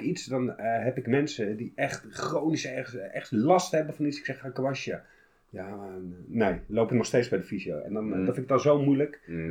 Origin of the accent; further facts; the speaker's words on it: Utrecht, Netherlands; ik kom uit Utrecht